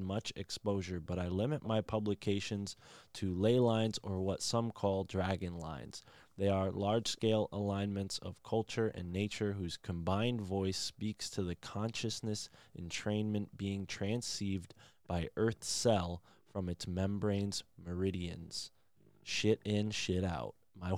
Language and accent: English; New England, United States; I'm from the New England area.